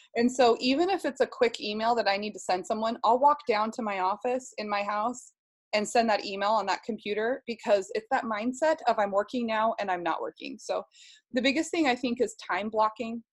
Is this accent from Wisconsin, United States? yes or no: no; Seattle, Washington, United States; I was raised in Seattle, um, about just 10 minutes, 15 minutes south of the Space Needle